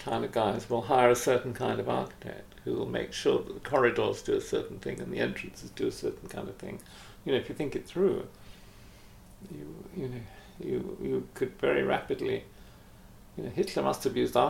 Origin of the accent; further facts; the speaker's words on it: England, United Kingdom; as an English person